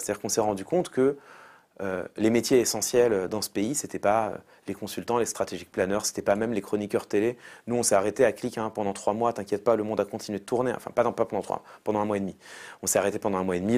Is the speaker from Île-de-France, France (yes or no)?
yes; Paris, Île-de-France, France; Moi j'ai grandi dans le 19e arrondissement de Paris.